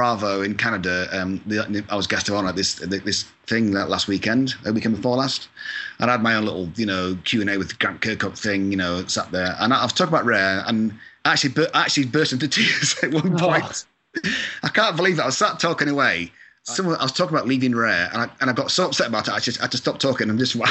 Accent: Scotland, United Kingdom; now in Agoura Hills, United States; I'm from Scotland, so I've got a couple of my cousins are in Scotland

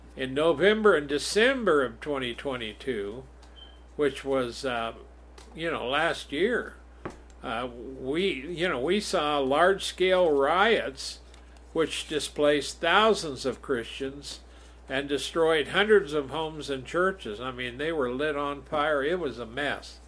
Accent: United States; raised in America

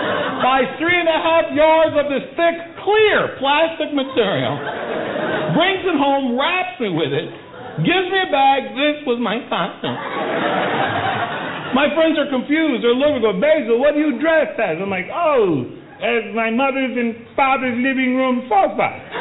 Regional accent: Bronx, New York, United States; Folks, I was born in the Bronx, and for the first 7 years of my life, we lived in the project. That's all my mother and father could afford.

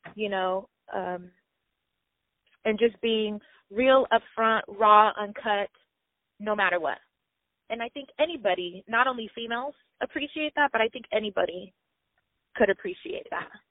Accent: Pomona, California, United States; originally, I'm from Pomona, California

